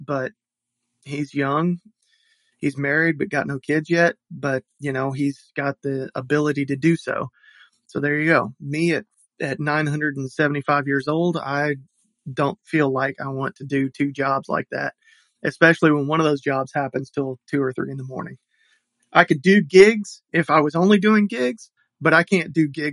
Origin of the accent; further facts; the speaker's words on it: Deep South, United States; I'm an old person and I grew up in the Deep South.